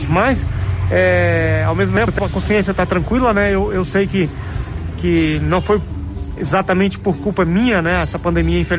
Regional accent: Brazil; Sou, sou brasileiro, eu, eu tô sempre assistindo, mas ficar de fora é infinitamente pior do que do que tá lá dentro e, e representando o nosso país

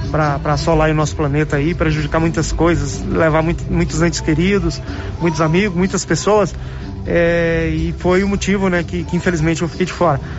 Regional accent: Brazil; Sou, sou brasileiro, eu, eu tô sempre assistindo, mas ficar de fora é infinitamente pior do que do que tá lá dentro e, e representando o nosso país

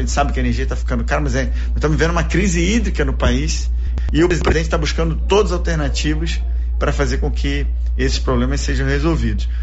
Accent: Rio de Janeiro, Brazil; moved away as an adult; also born or lived in Salvador, Bahia / Goiânia, Goiás / Luziânia, Goiás; now in Goiás, Brazil; eu fui criado no Rio, mas em 2003 eu vim para cá

